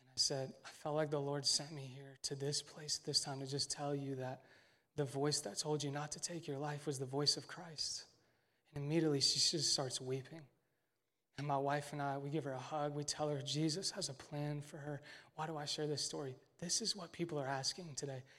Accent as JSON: {"language": "English", "town": "Westfield", "region": "Indiana", "country": "United States", "tie": "born or raised there", "said": "plant a church in my hometown"}